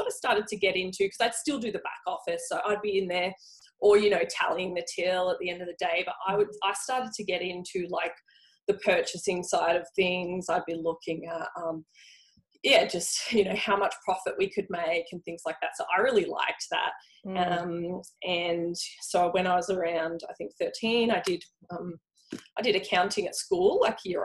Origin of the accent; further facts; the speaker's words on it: Frankston, Victoria, Australia; I grew up in Frankston